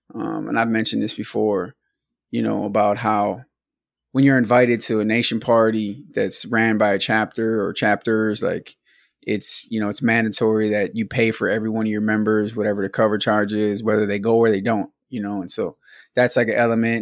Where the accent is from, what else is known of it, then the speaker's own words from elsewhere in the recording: Milwaukee, Wisconsin, United States; we were from Milwaukee, we're from Wisconsin